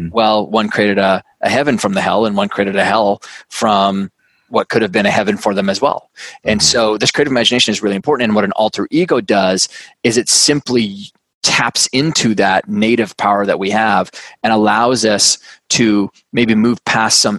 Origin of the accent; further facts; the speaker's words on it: Canada; now in New York City, United States; I'm Canadian. I grew up on a big farm and ranch up in uh, in Canada. Uh, you know, moved all around the world, and, and now live in New York City.